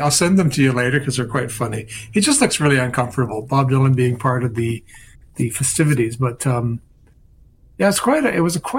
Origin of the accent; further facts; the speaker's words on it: Dublin, Leinster, Ireland; Yeah, I'm from Dublin.